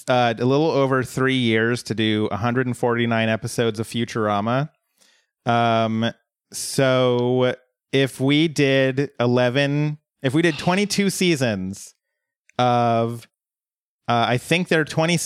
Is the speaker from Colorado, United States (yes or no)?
yes; Colorado, United States; moved away; She lived in my hometown back in Colorado.